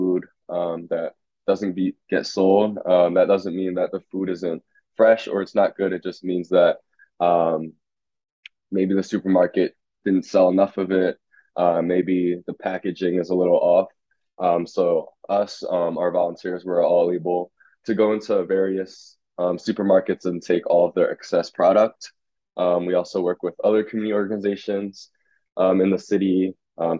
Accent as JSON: {"language": "English", "town": "Philadelphia", "region": "Pennsylvania", "country": "United States", "said": "I'm from South Philly"}